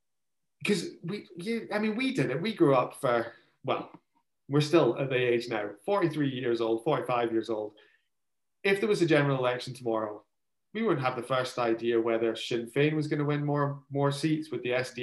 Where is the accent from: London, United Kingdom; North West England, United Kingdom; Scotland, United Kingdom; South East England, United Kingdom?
Scotland, United Kingdom; West Coast of; I'm from the West Coast.